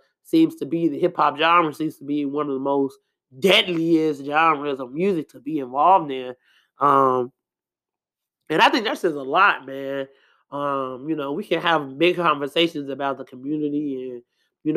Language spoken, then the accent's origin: English; Chicago, Illinois, United States; I'm from Chicago, South Side